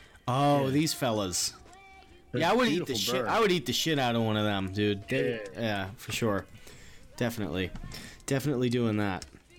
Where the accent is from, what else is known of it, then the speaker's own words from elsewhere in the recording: New York City, New York, United States; We're from Queens, dude.